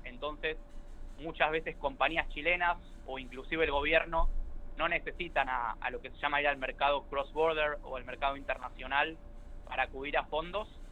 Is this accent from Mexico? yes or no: no; Argentina